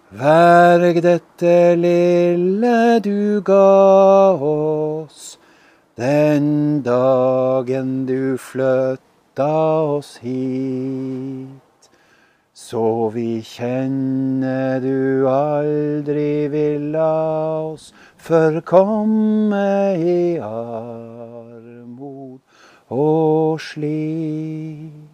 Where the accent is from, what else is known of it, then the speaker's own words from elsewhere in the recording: Skjervøy, Troms, Norway; Jeg er hjemme på Skjervøy